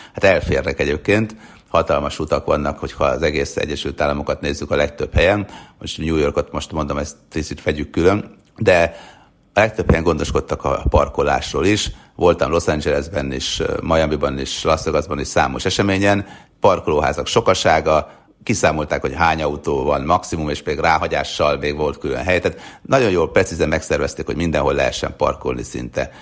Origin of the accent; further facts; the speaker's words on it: Hungary; now in United States; létezik olyan ország, ahonnan mi jövünk